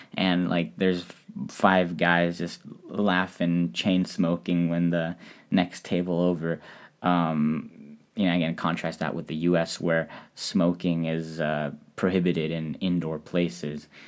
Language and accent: English; United States; now in Japan; as an American